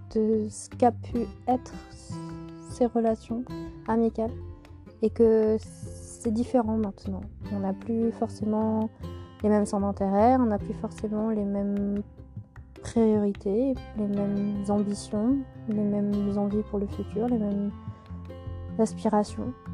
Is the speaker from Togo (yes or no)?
no; Auvergne-Rhône-Alpes, France; moved away as an adult; now in Moselle, France; dans la région de, mon enfance, en Auvergne